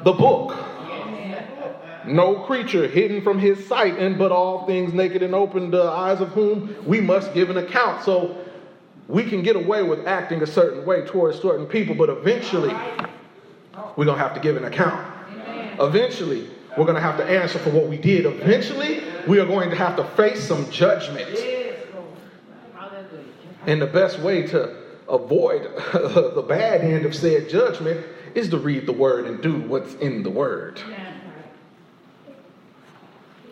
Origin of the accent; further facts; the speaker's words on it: Indiana, United States; I'm just somebody from Indiana